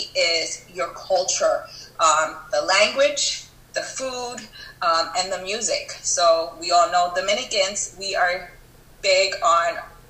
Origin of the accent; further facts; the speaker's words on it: New York, United States; also born or lived in Long Island; born and raised in New York.